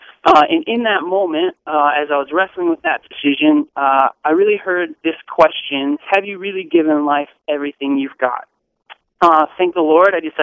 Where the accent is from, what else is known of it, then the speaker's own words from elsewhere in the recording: Crystal, Minnesota, United States; I grew up in a suburb of Minneapolis. I actually grew up in Crystal